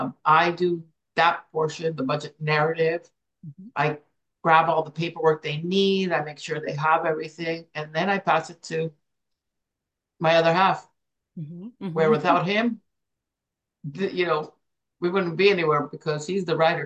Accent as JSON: {"language": "English", "region": "Hawaii", "country": "United States", "said": "So we go walk in there, and they find out that we're from Hawaii."}